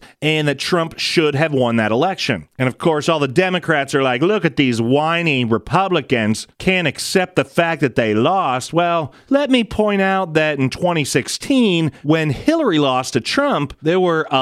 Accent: United States; we as the American people, as taxpayers

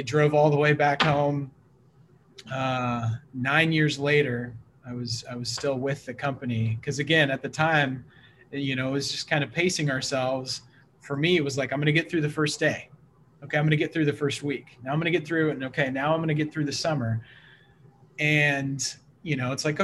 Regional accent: Missouri, United States; also born or lived in Portland, Oregon; now in Vancouver, Washington, United States; So originally from the Midwest, I grew up in Missouri.

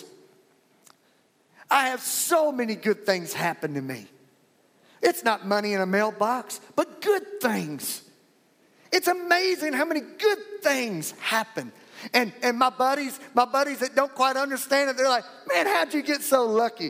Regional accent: Louisiana, United States; now in Fort Worth, United States; I'm from Fort Worth, Texas, but originally from Louisiana.

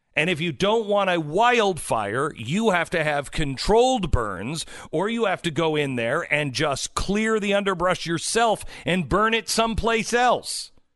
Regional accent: West Coast, United States; moved away; I grew up on the West Coast

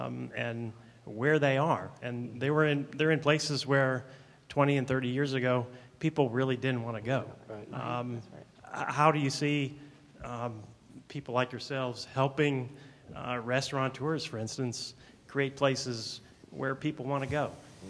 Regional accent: Pittsburgh, Pennsylvania, United States; now in Atlanta, United States; And I'm from Pittsburgh

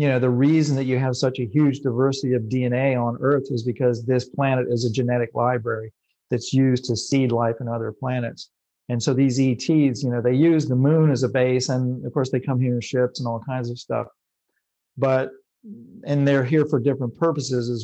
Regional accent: North Carolina, United States; I'm just a white bread, white guy from North Carolina

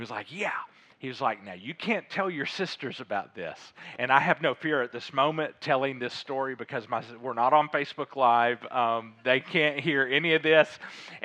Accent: Little Rock, Arkansas, United States; also born or lived in Fayetteville, Arkansas; I grew up in Little Rock, grew up in Fayetteville

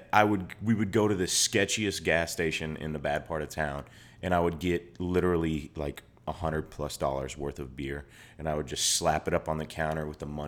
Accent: Georgia, United States; moved away as an adult; also born or lived in New York; Like, I grew up in Georgia, and then I went to New York for school. So I was just alone and cold because I had never lived in the snow before.

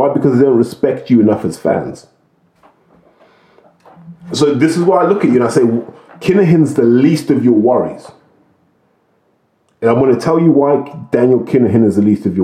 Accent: United Kingdom; We have our own smack problem in the United Kingdom. I grew up in the middle of a smack problem. That's never been solved here

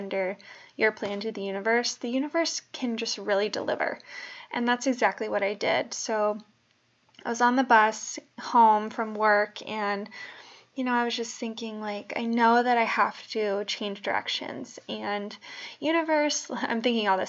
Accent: Bay Area, California, United States; also born or lived in New Jersey; I am originally from the Bay Area

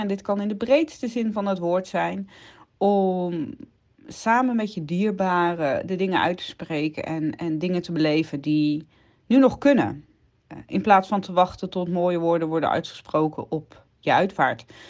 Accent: Netherlands; we zijn als Hollanders

